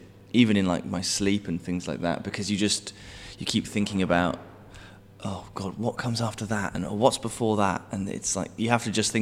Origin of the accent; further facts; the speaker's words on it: West Midlands, United Kingdom; I'm from the West Midlands